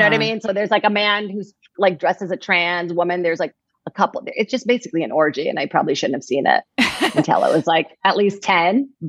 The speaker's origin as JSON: {"language": "English", "region": "Virginia", "country": "United States", "tie": "born or raised there", "said": "I was an immigrant. I grew up in Virginia."}